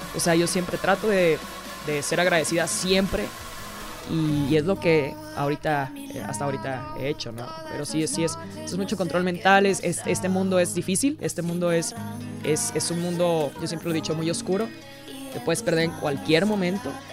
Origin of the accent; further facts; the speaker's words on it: Mexico; mi país, a México